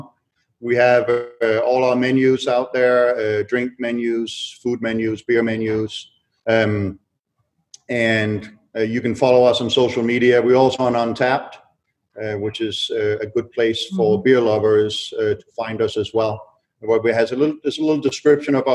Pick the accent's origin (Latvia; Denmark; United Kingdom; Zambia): Denmark; moved away; I'm born and raised in Denmark.